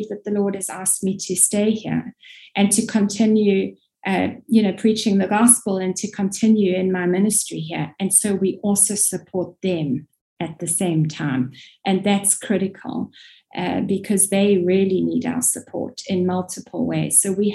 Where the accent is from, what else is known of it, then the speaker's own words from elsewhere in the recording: South Africa; moved away; also born or lived in Middle East / North Africa; You can probably hear I'm South African by origin